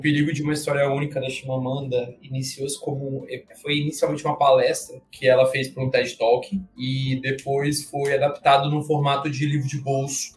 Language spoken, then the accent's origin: Portuguese; Brazil; a gente é brasileiro